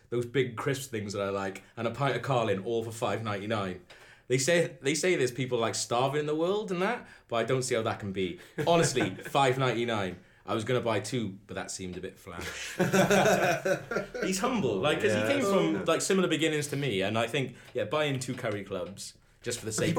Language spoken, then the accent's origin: English; Welsh, Wales, United Kingdom; I am just Welsh.